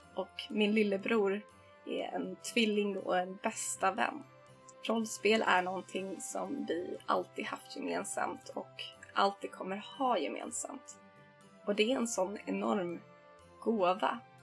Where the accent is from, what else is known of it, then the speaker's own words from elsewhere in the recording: Stockholm, Stockholm County, Sweden; vi hemma i Stockholm brukade spendera helgerna i garaget där jag, min pappa och min lillebror